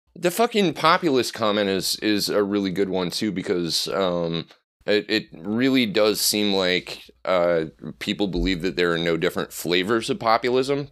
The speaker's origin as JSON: {"language": "English", "region": "Nebraska", "country": "United States", "tie": "born or raised there", "said": "I'm from the Great Plains, but to me, you know, I, I grew up in Nebraska"}